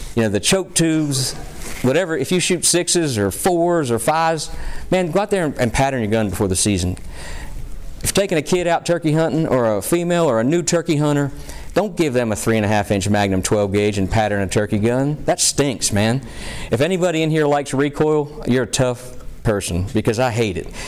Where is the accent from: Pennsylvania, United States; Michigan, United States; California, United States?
Pennsylvania, United States; my home state, you know, the folks from Pennsylvania